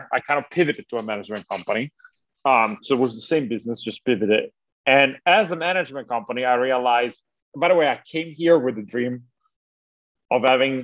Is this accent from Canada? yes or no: no; Italy; moved away; I'm originally from Italy